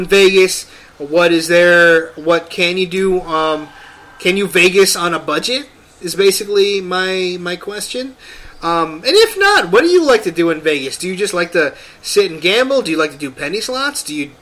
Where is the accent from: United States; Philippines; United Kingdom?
Philippines; I'm Filipino.